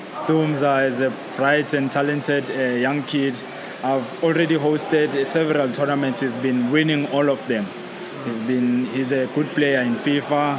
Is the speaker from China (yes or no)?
no; Soweto, Gauteng, South Africa; now we are here in Maverick, it's in Rivonia, we're from Soweto.